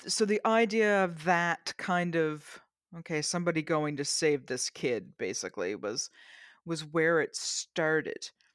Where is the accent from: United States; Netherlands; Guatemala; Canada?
Canada; I'm Canadian